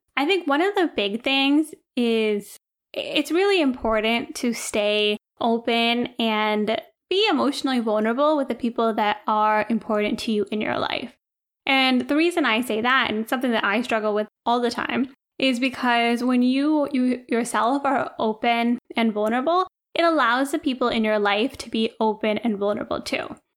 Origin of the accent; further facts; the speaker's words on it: India; now in United States; we're Indian, we take care of our family